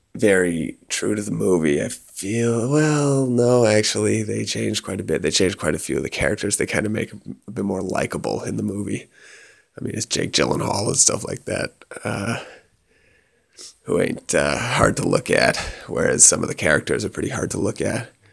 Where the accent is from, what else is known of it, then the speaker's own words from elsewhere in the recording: Canada; moved away; growing up in Canada, it's like the cowboy was the archetypal hero